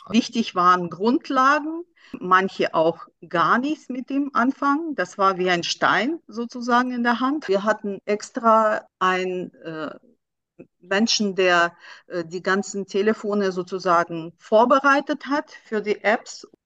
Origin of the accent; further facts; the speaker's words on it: Russia; now in Germany; ich komme selber aus Russland